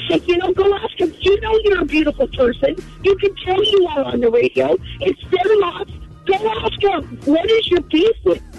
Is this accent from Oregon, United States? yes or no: yes; Portland, Oregon, United States; now in Vancouver, United States; I was born and raised in Portland, Oregon, but I do live in Vancouver now.